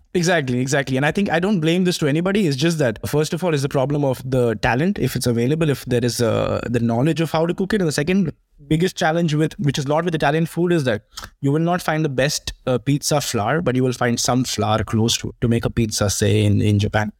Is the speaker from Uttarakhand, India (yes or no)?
no; Mumbai, Maharashtra, India; now in Spain; I'm from Bombay, uh, which is somewhere in the, in the, uh, uh, west